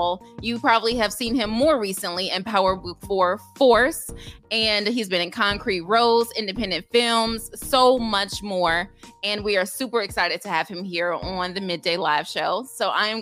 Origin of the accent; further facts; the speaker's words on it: Chicago, Illinois, United States; We're from Chicago.